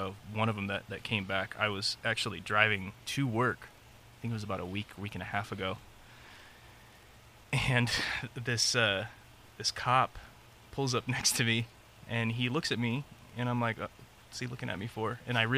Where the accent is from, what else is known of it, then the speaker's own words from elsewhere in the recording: Long Beach, California, United States; born there; also born or lived in San Diego / North Carolina; Born in Long Beach, went up to San Diego, then to North Carolina, then back to San Diego.